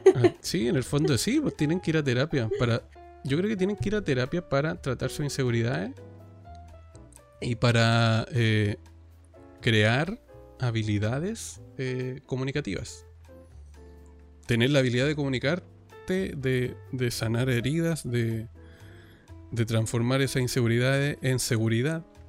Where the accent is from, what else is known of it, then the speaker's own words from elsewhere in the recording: Chile; acá en Chile, entonces también para, que la gente sepa que somos chilenos de Chile